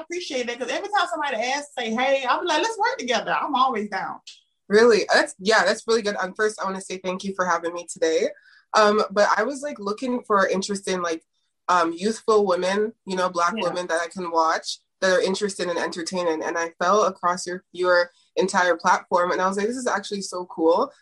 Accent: Toronto, Ontario, Canada; I'm actually from Toronto

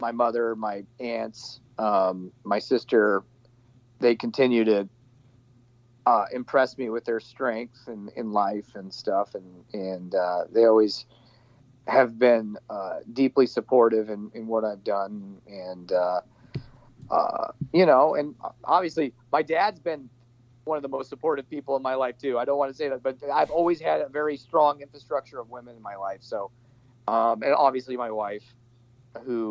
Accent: Nebraska, United States; my hometown in Nebraska

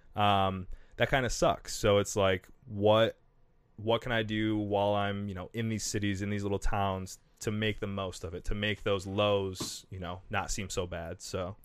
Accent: Kalamazoo, Michigan, United States; I'm from Kalamazoo

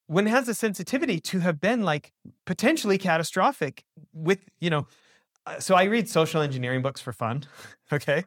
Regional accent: Canada; moved away as an adult; now in United States; so I'm an American born abroad. I grew up in, you know, my dad's American, grew up in Canada.

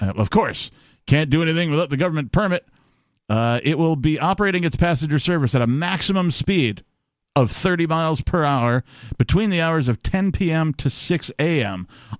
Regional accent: Wisconsin, United States; moved away; also born or lived in Minneapolis, Minnesota; I grew up in Wisconsin, I lived in Minneapolis, yes.

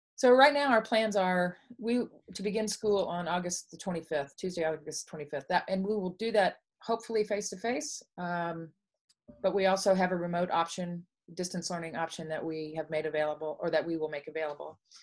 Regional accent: Dallas, Texas, United States; I grew up in Dallas, Texas

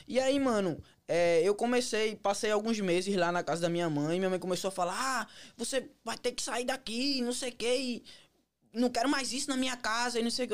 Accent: Pernambuco, Brazil; moved away as an adult; now in United States; Na realidade, eu vim de Pernambuco.

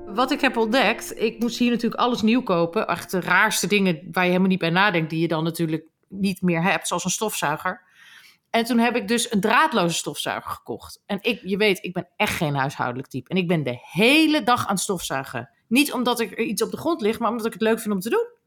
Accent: Groningen, Netherlands; accent: Gronings; ik ben opgegroeid in Groningen

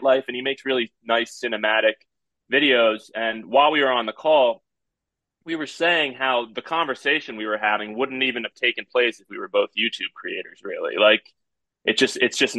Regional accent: New Jersey, United States; I was born and raised in New Jersey

